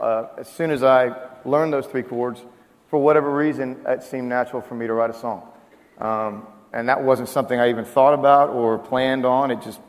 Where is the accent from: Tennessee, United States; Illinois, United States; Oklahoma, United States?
Oklahoma, United States; moved away as an adult; also born or lived in Waco, Texas; I'm from Oklahoma, as is Ryan and Randy Grimmett.